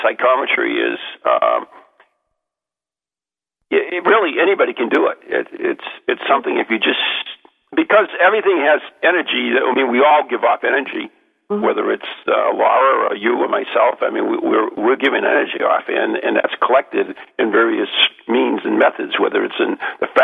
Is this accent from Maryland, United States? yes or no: no; Lowell, Massachusetts, United States; I was born in Lowell, Massachusetts